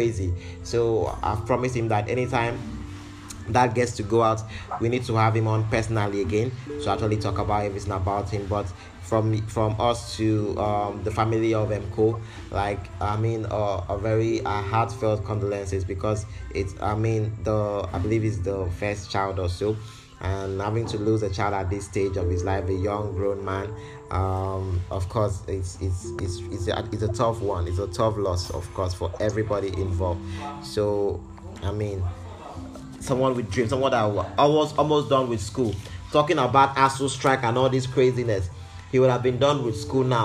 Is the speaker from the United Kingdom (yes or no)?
no; Nigeria; as a Nigerian